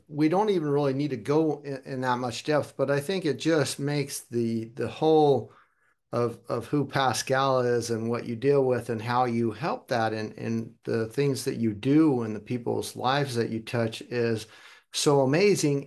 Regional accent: Germany; also born or lived in United States; I was born in America, but I'm a, consider myself a global citizen also. Kinda grew up in Germany, but have family all over the world

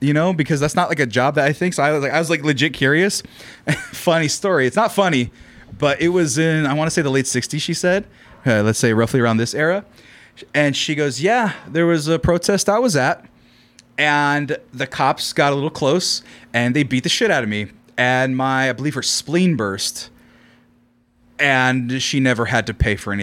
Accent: Central Valley of California, United States; I'm from the Central Valley of California

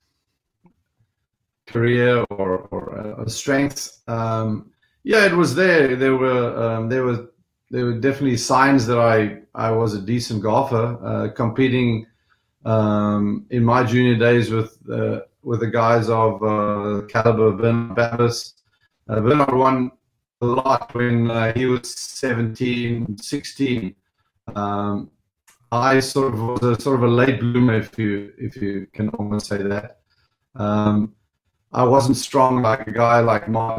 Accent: just outside Stellenbosch, Western Cape, South Africa; I grew up just outside Stellenbosch on the Cape Town side

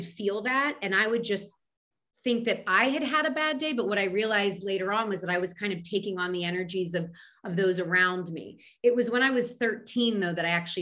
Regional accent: Philadelphia, Pennsylvania, United States; I'm a girl from Philadelphia.

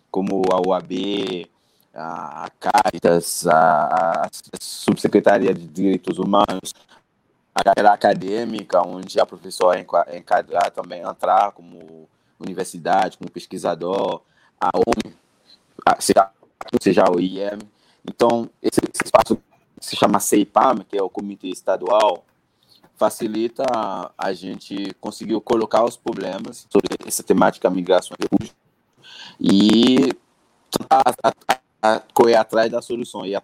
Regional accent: Haiti; Portuguese is a second language; moved away as an adult; now in Brazil; eu sou haitiano, Bob. Eu cheguei no Brasil em 2010.

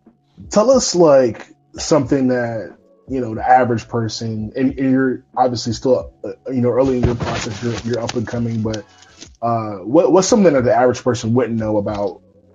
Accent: Charlotte, North Carolina, United States; also born or lived in Raleigh; I grew up in Charlotte, but I live in Charlotte now, but I did live in Raleigh for about 4 years after I graduated from college.

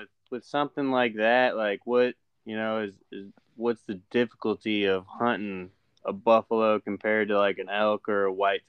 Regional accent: southern Indiana, United States; I grew up in southern Indiana

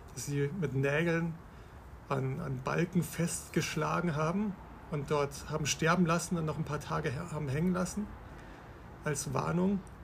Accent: Bavaria, Germany; now in Berlin, Germany; ich bin aufgewachsen in Bayern

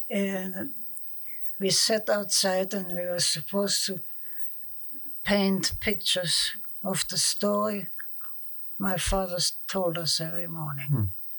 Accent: Bulgaria; born there; I was born in Bulgaria. Mm. And I don't know how to put it. It was a German colony, you know, and we kind of stuck together pretty close.

